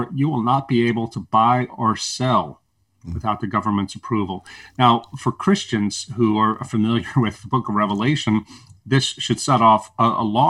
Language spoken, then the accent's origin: English; the South, United States; I'm a Southerner